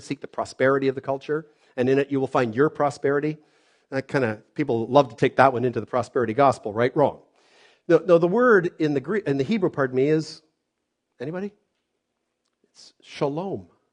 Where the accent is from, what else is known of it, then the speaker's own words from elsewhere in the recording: Canada; I was born here in Canada